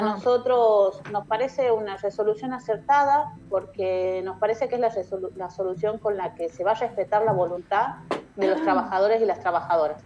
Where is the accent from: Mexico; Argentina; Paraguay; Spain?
Argentina; Tucumán; yo soy de Tucumán